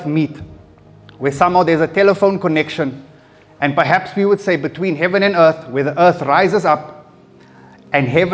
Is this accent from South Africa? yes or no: yes; Johannesburg, Gauteng, South Africa; I was born in Fleerhof, and right next door to where we stayed was a mosque